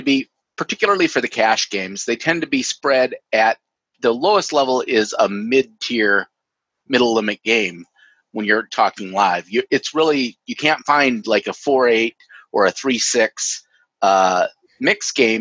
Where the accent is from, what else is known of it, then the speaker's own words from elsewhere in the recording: Minnesota, United States; I'm from Minnesota.